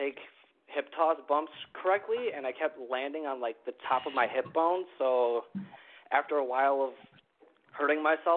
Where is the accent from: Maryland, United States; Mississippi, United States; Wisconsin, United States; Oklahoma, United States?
Wisconsin, United States; Milwaukee; I'm a referee from Milwaukee, Wisconsin